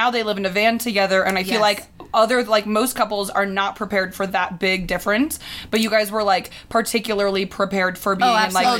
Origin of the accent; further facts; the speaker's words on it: Indiana, United States; moved away; I'm from Indiana, it's the Midwest.